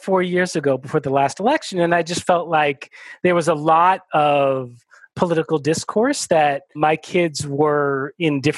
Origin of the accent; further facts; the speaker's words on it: United States; I was born in the United States